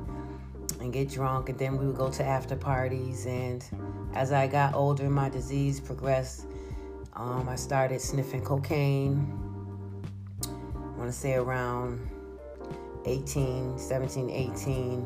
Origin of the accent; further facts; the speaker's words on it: Schenectady, New York, United States; I'm from Schenectady, New York. Well, I grew up in Schenectady, New York